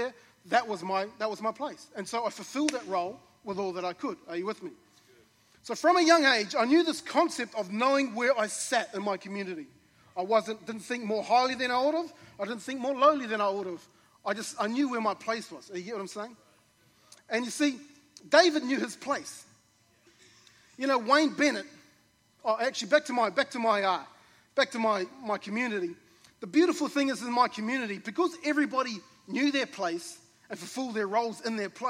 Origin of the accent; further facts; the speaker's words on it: New Zealand; I grew up in New Zealand in a community of a small rural community.